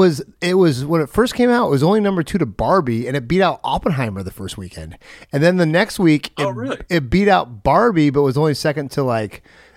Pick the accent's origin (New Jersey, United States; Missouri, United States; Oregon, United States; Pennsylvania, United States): Oregon, United States; I'm from Oregon. Just a little heads up here, if you listen to the other side of the world, we have a predominantly white and Hispanic population in the areas I live.